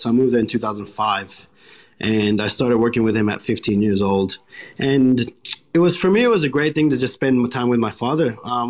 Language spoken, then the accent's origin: English; Colombia; also born or lived in United States / Caribbean; now in Australia; I was born in Colombia, and then when I was about 3 years old, I moved to the United States. There I lived for multiple years. And then from there, we moved back to Colombia when I was about 11.